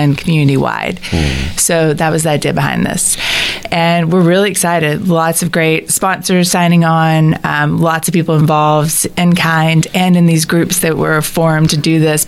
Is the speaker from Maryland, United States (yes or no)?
no; Texarkana, Texas, United States; I was born and raised in Texarkana